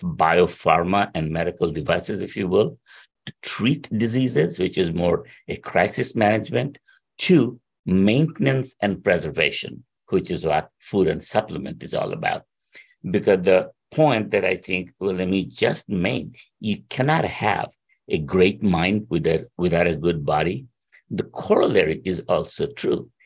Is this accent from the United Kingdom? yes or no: no; India; moved away as an adult; also born or lived in Princeton; I was born in India.